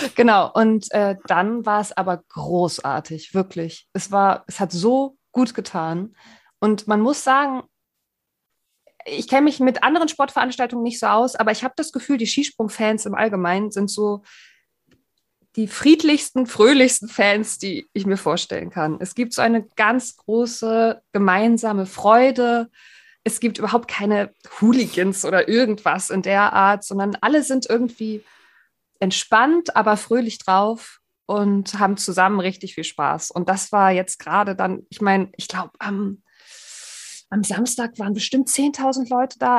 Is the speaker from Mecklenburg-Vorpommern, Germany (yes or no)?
yes; Greifswald, Mecklenburg-Vorpommern, Germany; now in Hamburg, Germany; Ich bin nämlich gebürtig aus dem Osten, aus Greifswald